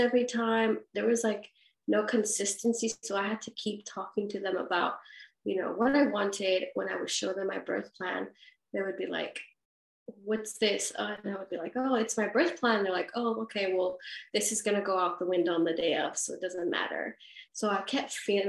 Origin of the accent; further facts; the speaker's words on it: California, United States; now in Perth, Australia; I'm from California